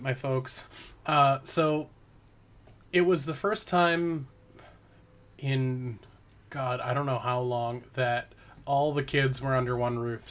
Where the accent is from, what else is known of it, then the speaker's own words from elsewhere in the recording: Parksville, British Columbia, Canada; moved away; so Parksville, which is my hometown